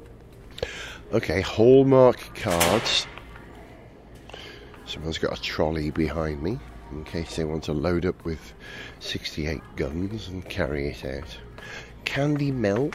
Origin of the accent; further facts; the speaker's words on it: United Kingdom; as a Brit